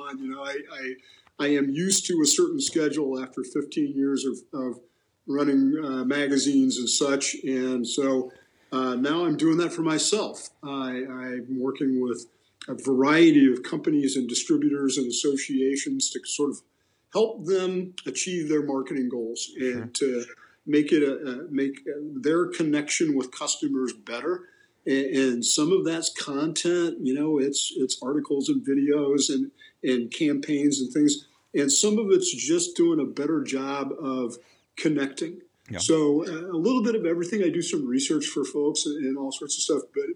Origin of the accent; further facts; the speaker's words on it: Lawrence, Kansas, United States; I grew up there in Lawrence, and I went to school and I majored in journalism